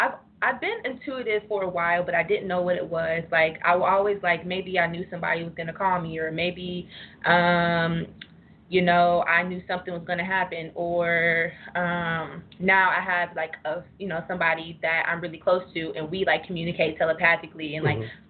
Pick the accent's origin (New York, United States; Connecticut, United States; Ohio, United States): Ohio, United States; Cincinnati; moved away; I'm from Cincinnati